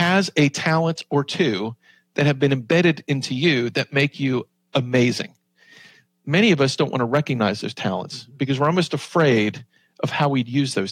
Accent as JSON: {"language": "English", "region": "Southwest Virginia", "country": "United States", "said": "I'm from Southwest Virginia"}